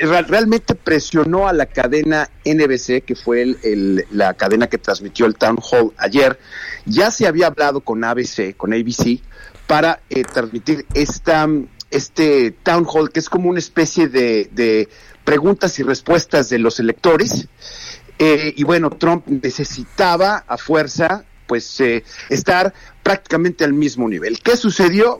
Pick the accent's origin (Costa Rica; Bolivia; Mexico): Mexico; los mexicanos somos tal por cual